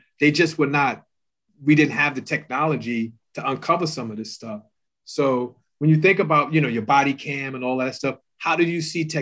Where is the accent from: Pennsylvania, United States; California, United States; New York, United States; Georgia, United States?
New York, United States; New York City; I grew up in New York City. And, you know, I grew up in Brooklyn